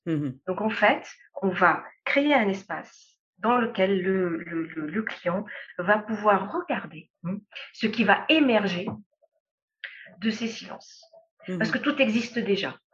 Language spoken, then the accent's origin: French; Lebanon; moved away; also born or lived in Europe / Middle East / Africa; je suis libanaise